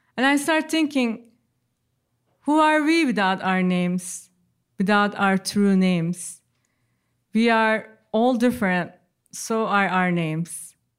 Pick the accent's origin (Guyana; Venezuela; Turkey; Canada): Turkey; Ankara; English is a second language; moved away as an adult; now in United States; given to me in my birth in Ankara.